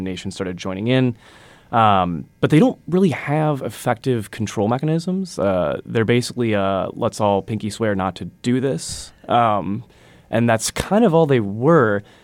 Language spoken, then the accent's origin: English; Wisconsin, United States; moved away; I'm originally from Wisconsin. I'm a Wisconsin guy through and through